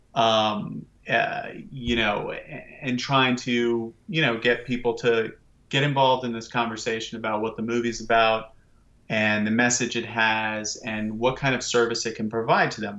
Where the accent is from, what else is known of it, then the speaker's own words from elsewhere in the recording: Washington, District of Columbia, United States; I grew up in Washington, D C, and I grew up in the nineties